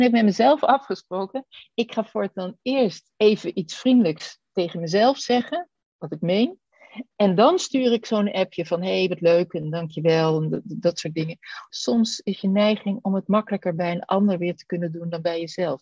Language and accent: Dutch; Netherlands; ons als Nederlanders